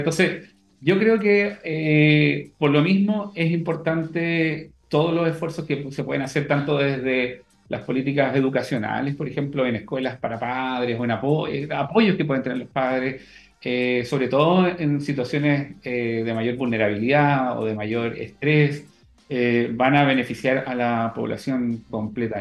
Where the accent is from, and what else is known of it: Chile; also born or lived in Valdivia, Chile / Netherlands